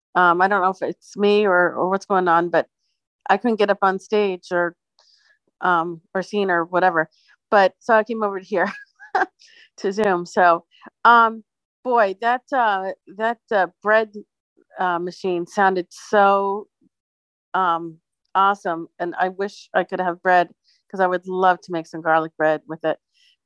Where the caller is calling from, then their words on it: Phoenix, Arizona, United States; Hey, Jeannie and everybody. I'm here in Phoenix.